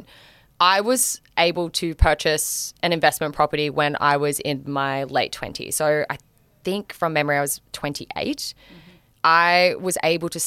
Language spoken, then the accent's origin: English; Gold Coast, Queensland, Australia; now in Melbourne, Australia; I'm from the Gold Coast originally, so I'm a beach girly